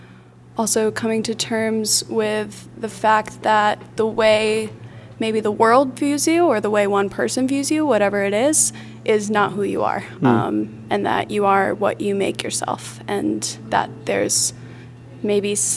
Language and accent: English; outside of Burlington, Vermont, United States; also born or lived in Glasgow; being back in Vermont, and especially growing up outside of Burlington